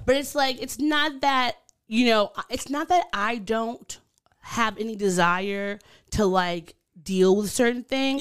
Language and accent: English; Long Island, New York, United States; accent: Long Island; my Long Island accent